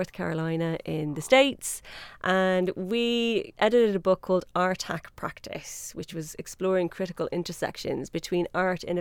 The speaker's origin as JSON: {"language": "English", "town": "Dublin", "region": "Leinster", "country": "Ireland", "accent": "Irish", "moved": "yes", "said": "I'm from Dublin."}